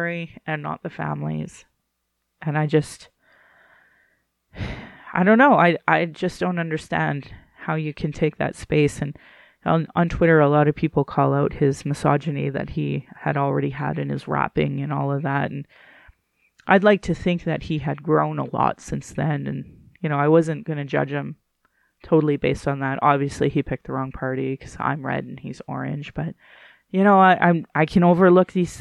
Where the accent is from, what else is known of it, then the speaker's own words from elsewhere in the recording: Central Alberta, Canada; I grew up in Central Alberta, the home of where they would like burn crosses.